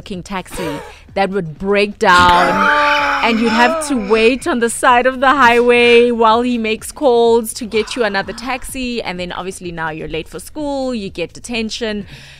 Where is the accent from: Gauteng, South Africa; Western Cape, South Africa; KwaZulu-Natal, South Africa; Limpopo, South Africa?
Gauteng, South Africa; Soweto; growing up in Soweto, my high school was in Houghton. So I used 3 taxis to get there.